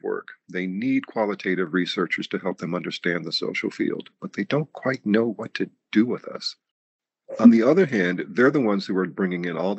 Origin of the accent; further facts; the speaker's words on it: New York, United States; the community that I grew up in New York